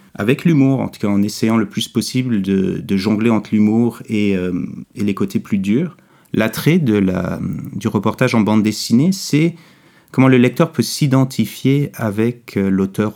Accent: Quebec, Canada; En grandissant au Québec, euh, immigrant de deuxième génération, une mère française de France, un père américain, j'ai grandi pendant le deuxième référendum.

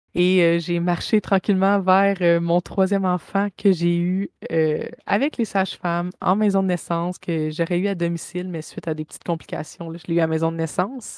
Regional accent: Saint-Jean-sur-Richelieu, Quebec, Canada; now in Bromont, Canada; je viens de Saint-Jean-sur-Richelieu. Je suis à Bromont maintenant

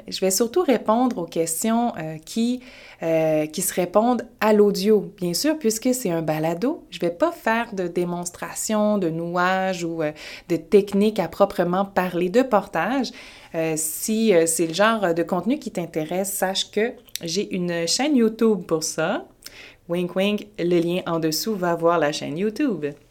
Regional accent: Quebec, Canada; je viens du Québec, je suis basée à Montréal.

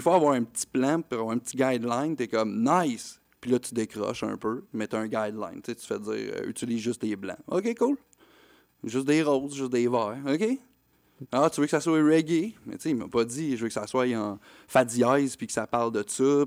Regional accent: Quebec, Canada; pour nous en tant que Québécois

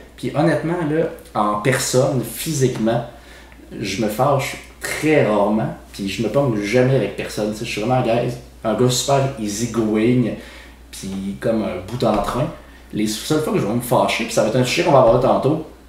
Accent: Quebec City, Quebec, Canada; Moi, je suis né pas en banlieue de Montréal, moi, je viens de Québec. Puis, j'ai grandi euh, dans le coin.

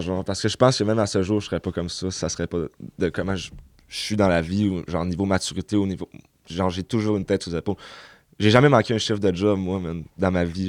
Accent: Chicoutimi, Quebec, Canada; Je viens du Saguenay, Chicoutimi. j'ai grandi là, j'ai été élevé là toute ma vie aussi

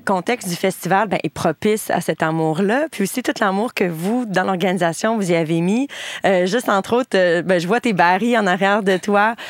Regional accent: Bas-Saint-Laurent, Quebec, Canada; ma région euh, d'origine, le Bas-Saint-Laurent

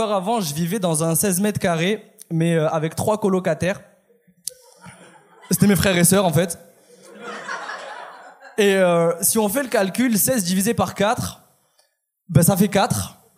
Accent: France; je suis français

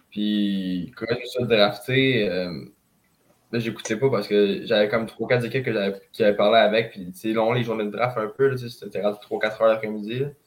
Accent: Saint-Michel, Quebec, Canada; je viens de Saint-Michel

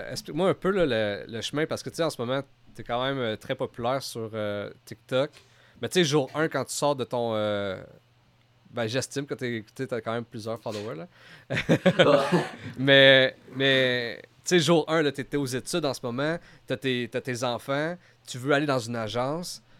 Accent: Gatineau, Quebec, Canada; Ouais, moi, je suis de Gatineau.

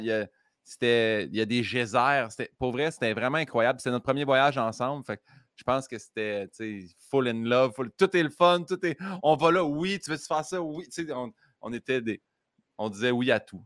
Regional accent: Saint-Hyacinthe, Quebec, Canada; quand j'étais petit à Saint-Hyacinthe

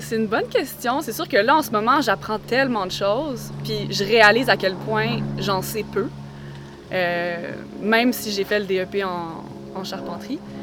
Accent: Quebec, Canada; also born or lived in Montreal / Spain; quand je suis revenue pour m'établir plus à long terme au Québec

